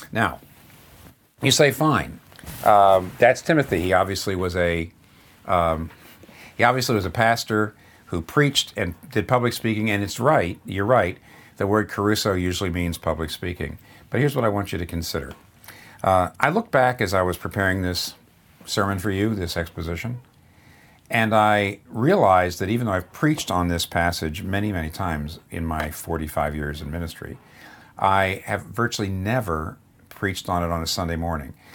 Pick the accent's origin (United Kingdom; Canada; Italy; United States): United States; Pennsylvania; up here in the Northeast where I'm from, I'm from Pennsylvania